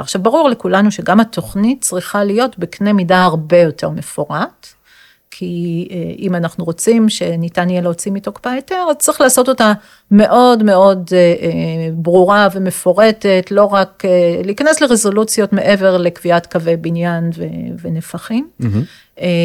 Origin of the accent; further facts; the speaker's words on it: Jerusalem, Jerusalem District, Israel; אני ירושלמית אה, במקור